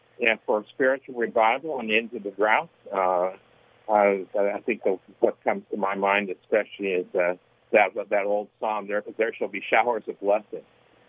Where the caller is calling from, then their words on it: Glendora, California, United States; Glendora, California.